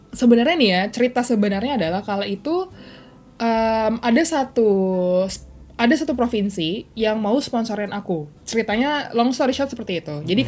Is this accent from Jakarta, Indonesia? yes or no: yes; Jakarta, Indonesia; kita besar di Jakarta